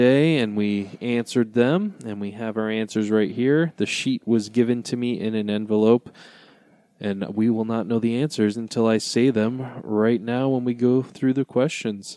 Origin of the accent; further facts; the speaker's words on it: Detroit, Michigan, United States; growing up in Detroit, it obviously was a big hockey town